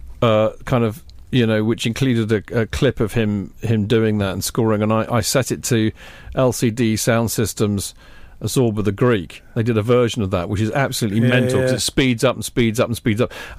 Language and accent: English; England, United Kingdom; obviously I'm English and I want England to win